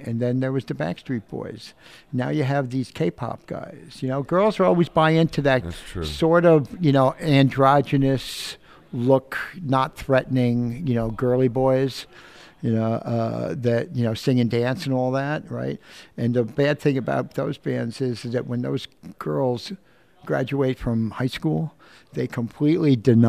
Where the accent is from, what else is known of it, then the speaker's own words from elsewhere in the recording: New York City, New York, United States; also born or lived in Newark, United States; I was actually born across the river in New Jersey.